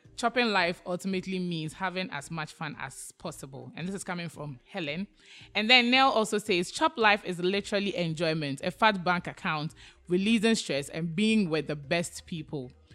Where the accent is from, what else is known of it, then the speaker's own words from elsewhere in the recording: Ghana; the tribe I come from makes me a Ghanaian